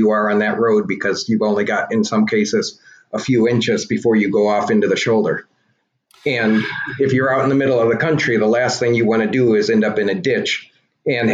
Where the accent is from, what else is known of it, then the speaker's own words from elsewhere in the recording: United States; I'm an American